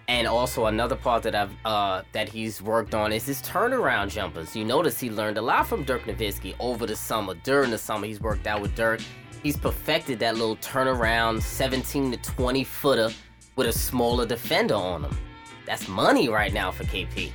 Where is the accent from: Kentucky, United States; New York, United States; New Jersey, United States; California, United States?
New York, United States; New York City; I'm from Brooklyn, New York